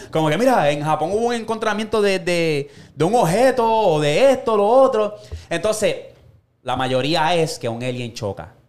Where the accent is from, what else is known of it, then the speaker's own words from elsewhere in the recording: Puerto Rico; nosotros como boricos